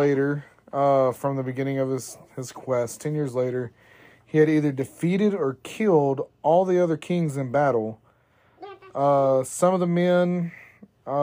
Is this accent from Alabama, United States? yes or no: yes; Alabama, United States; I'm from Alabama